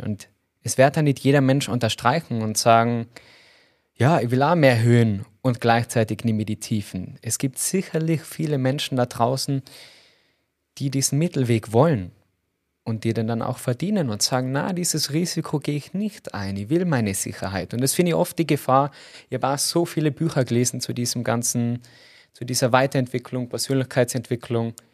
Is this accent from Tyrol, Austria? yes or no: yes; Tyrol, Austria; als Tiroler